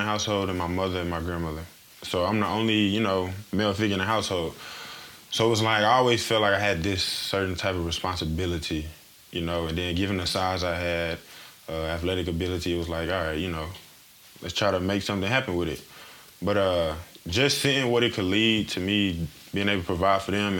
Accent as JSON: {"language": "English", "region": "Missouri", "country": "United States", "said": "I'm from Missouri"}